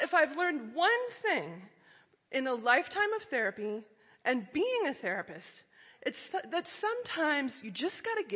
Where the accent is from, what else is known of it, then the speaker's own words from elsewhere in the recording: Iowa and Minnesota, Midwest, United States; I grew up in Iowa and Minnesota and went to a Methodist church